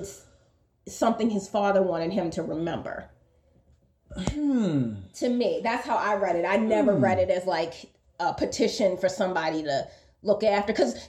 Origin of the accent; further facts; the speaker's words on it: United States; I am American